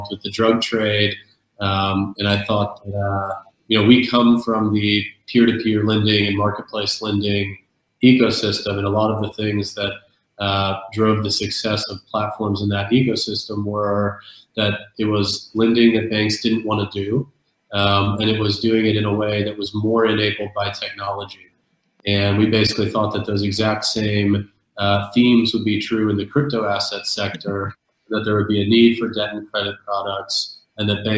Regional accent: South Texas, United States; now in New York, United States; I'm originally from South Texas.

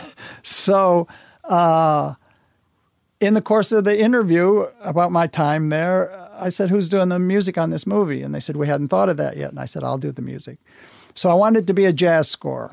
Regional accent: United States; I'm an American. I live here

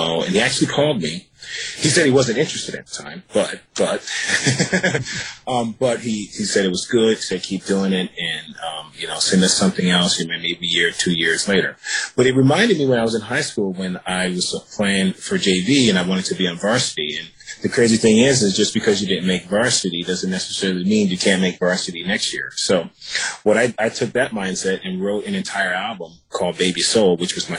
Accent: Virginia, United States; also born or lived in New York; now in Los Angeles, United States; I'm from Virginia, and I moved to Los Angeles.

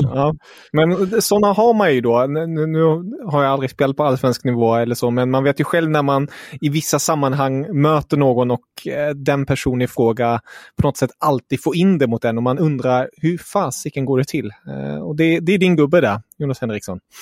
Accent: Germany; jag är ju tysk

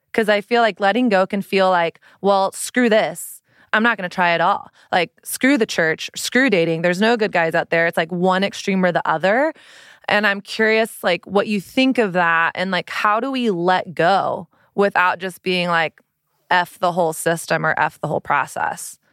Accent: Texas, United States; I grew up in Texas

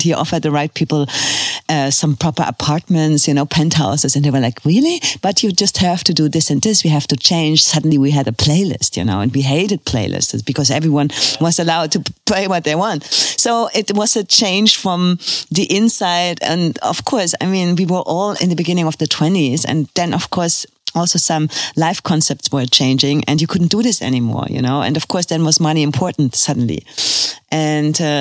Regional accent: Cologne, North Rhine-Westphalia, Germany; English is a second language; And I came from Cologne and there was everything organized, you know

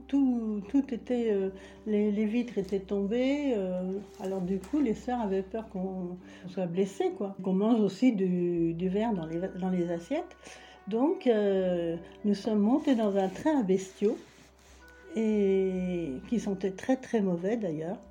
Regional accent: Paris, Île-de-France, France; je suis née à Paris

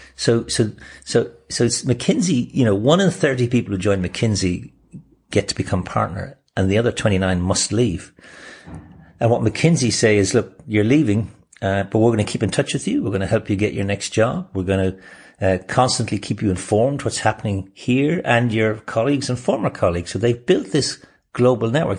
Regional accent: Ireland; moved away; also born or lived in Sydney, Australia / Boston, United States

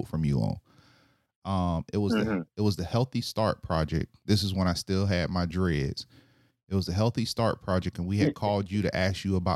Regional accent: Panama City, Florida, United States; now in Deerfield Beach, United States; growing up in Panama City

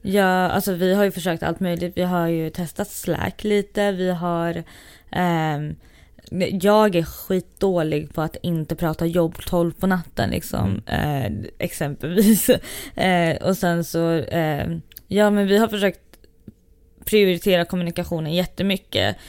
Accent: Gothenburg, Västra Götaland, Sweden; moved away as an adult; now in Stockholm, Sweden; Jag är uppvuxen i Göteborg

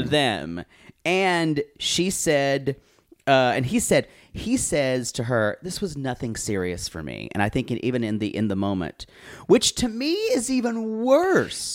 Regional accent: the South, Southern United States, United States; the Southern culture that I was raised

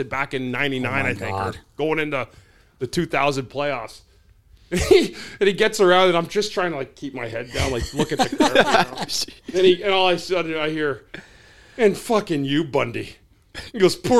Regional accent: Smithers, British Columbia, Canada; my hometown of Smithers, British Columbia.

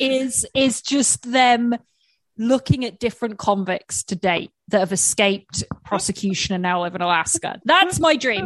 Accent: England, United Kingdom; moved away; being English

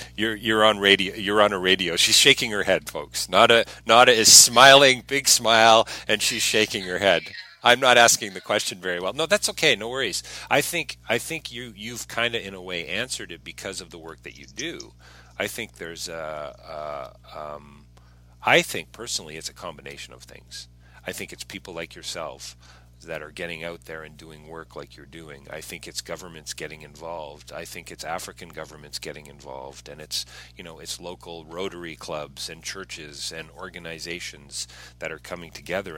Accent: Canada; I'm a Canadian

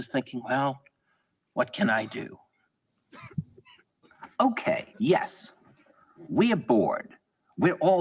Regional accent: New York, United States; he said to me, where are you from? And I said, New York

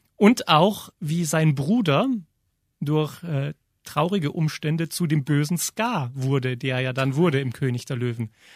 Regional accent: Germany; bei uns in Deutschland

